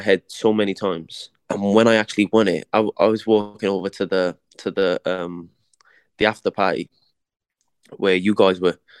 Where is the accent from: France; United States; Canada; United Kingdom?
United Kingdom; Cardiff, Wales; born or raised there